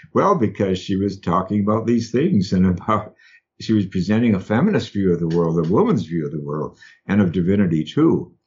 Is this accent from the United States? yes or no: yes; Madison, Wisconsin, United States; accent: Wisconsin; moved away; growing up in Wisconsin